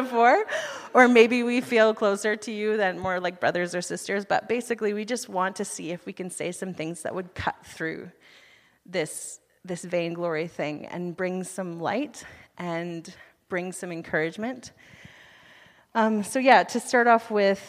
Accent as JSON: {"language": "English", "country": "United States", "moved": "as an adult", "lives_now": "Canada", "said": "I'm from the United States"}